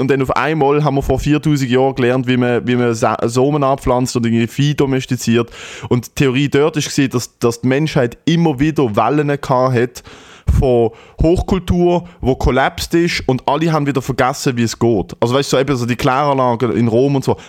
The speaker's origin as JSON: {"language": "German", "country": "Switzerland", "said": "dass ich von da bin"}